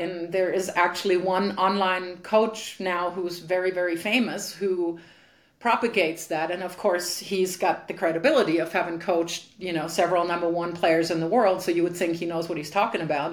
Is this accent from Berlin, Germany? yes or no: no; Frankfurt, Hesse, Germany; in my hometown, when when I grew up, there were really really good players. So I was able to train very long in in Frankfurt